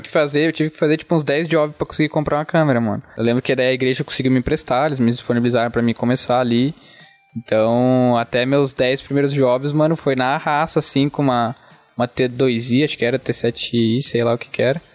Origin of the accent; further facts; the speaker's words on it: Fraiburgo, Santa Catarina, Brazil; accent: interior, rolled R; also born or lived in Joinville; eu sou aqui de Freiburg, nasci aqui. Você pode ver pelo sotaque, né, mano? Puxa o R e tal, interiorzão